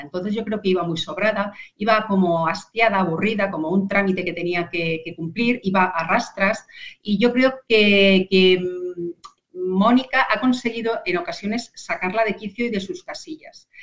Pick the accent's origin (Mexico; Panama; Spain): Spain; Alcalá de Henares, Community of Madrid; reportando desde mi tierra